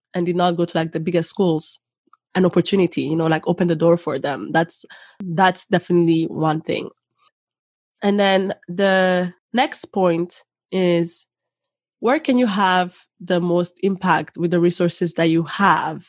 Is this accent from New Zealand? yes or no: no; Rwanda; now in Canada; the Rwandan in me